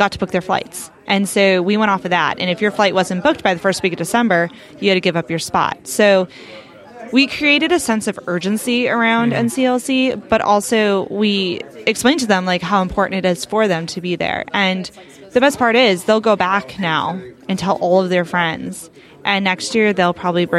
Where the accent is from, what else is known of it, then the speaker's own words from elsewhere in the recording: North Carolina, United States; moved away; my home state of North Carolina